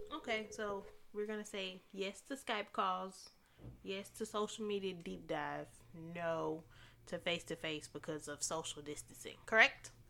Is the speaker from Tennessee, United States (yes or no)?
no; Dallas, Texas, United States; I'm born and raised in Dallas.